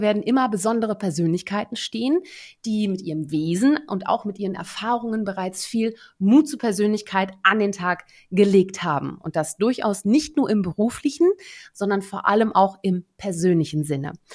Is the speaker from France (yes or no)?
no; Netherlands; moved away; wie es sich für gebürtige NiederländerInnen auch gehört